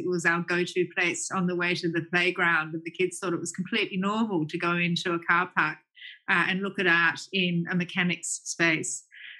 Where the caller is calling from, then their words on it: Melbourne, Victoria, Australia; I'm joining you from Melbourne, from the lands of the peoples of the Eastern Kulin Nation.